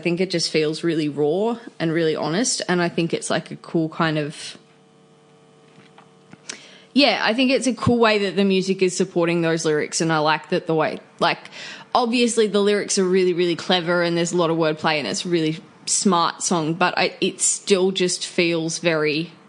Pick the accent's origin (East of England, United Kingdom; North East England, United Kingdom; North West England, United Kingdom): North East England, United Kingdom; Newcastle; I am a musician from Newcastle.